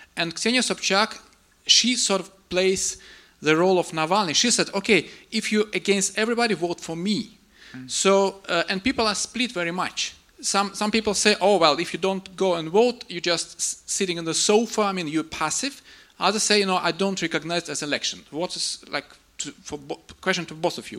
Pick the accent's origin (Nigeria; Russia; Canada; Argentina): Russia; moved away; Actually, I'm originally from Russia.